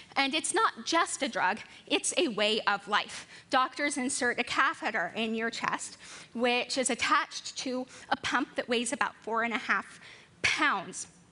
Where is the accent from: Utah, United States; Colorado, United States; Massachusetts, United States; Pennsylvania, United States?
Colorado, United States; moved away; also born or lived in Baltimore; I come from Colorado. It's a mile high, and I grew up there with my 10 brothers and sisters and two adoring parents